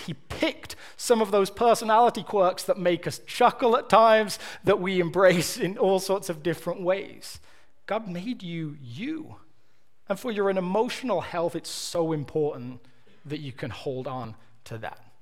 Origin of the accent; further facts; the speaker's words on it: Birmingham, West Midlands, United Kingdom; now in United States; I'm from Birmingham.